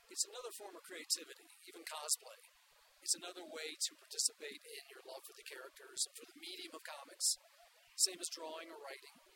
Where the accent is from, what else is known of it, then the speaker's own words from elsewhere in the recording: Florence, South Carolina, United States; I'm an artist from Florence, South Carolina.